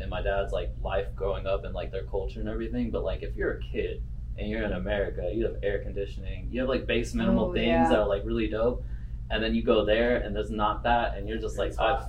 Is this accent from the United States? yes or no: yes; Texas, United States; Growing up in Texas as like a brown kid, especially like pre and post 9/11, it was just especially in a small town.